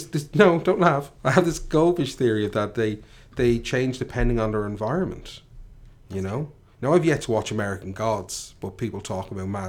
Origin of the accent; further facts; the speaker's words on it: Ireland; I grew up in Tallinn